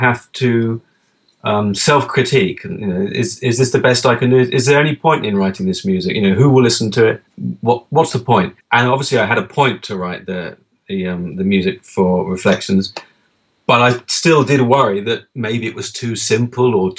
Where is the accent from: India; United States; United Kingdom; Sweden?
United Kingdom; England; I'm English.